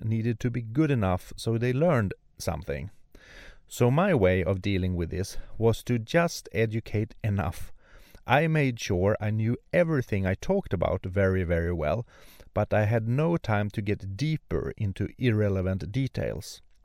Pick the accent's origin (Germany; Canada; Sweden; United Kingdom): Sweden; born or raised there; also born or lived in Örnsköldsvik, Sweden